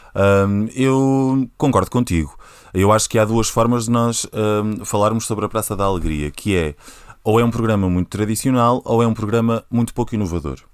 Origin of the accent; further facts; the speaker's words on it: Porto District, Portugal; moved away as an adult; now in Lisbon, Portugal; sou do Distrito do Porto, estou em Lisboa há quase 5 anos